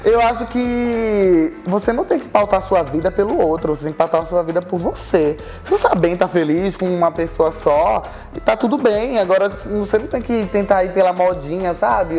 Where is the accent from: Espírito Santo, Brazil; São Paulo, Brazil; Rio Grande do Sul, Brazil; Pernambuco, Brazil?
Pernambuco, Brazil; Recife; moved away as an adult; now in Rio de Janeiro, Brazil; E quando a gente se mudou pro Rio, a gente era de Recife, a gente veio de Recife junto pro, pro Rio de Janeiro